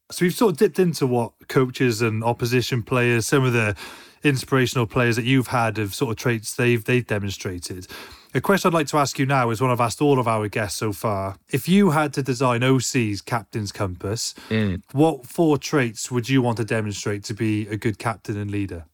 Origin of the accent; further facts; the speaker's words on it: United Kingdom; as a Brit